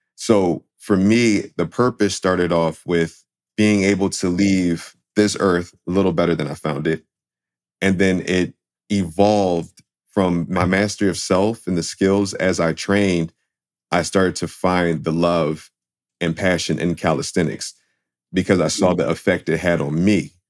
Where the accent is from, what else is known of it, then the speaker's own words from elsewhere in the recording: Philadelphia, Pennsylvania, United States; I grew up in Philadelphia